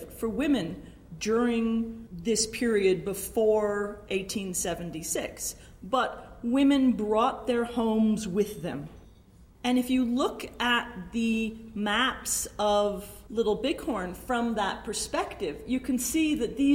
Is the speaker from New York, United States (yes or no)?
yes; New York City, New York, United States; moved away; also born or lived in Laramie, Wyoming; I'm a girl from Brooklyn